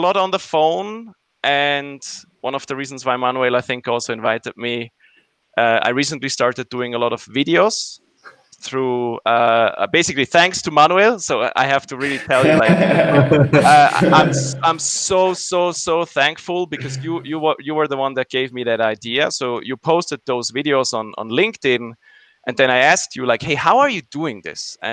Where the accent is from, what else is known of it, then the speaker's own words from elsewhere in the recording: Zurich, Switzerland; I migrated back to my hometown Zurich